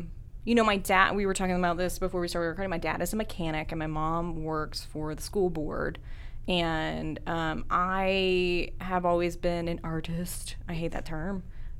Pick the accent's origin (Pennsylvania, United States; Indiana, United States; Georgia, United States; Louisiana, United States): Louisiana, United States; Abbeville; moved away as an adult; also born or lived in Gueydan, Louisiana / Denver, Colorado; now in Shreveport, United States; I am from Abbeville, Louisiana.